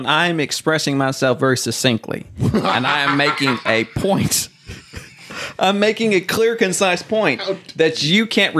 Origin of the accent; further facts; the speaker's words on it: northern Oklahoma, United States; That was like my area where I grew up, where they filmed Twister up north there in Oklahoma.